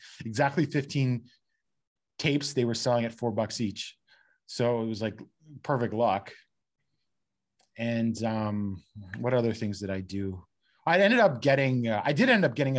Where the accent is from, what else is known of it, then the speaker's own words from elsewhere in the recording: London, Ontario, Canada; I'm from London, which is halfway between Detroit and Toronto